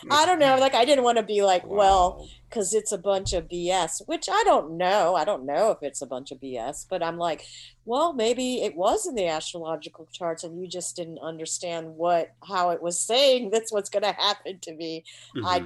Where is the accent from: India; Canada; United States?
India; I just know just from being Indian, like I kind of see a lot of like a lot of disabled you know there's a lot of disabled people in india as well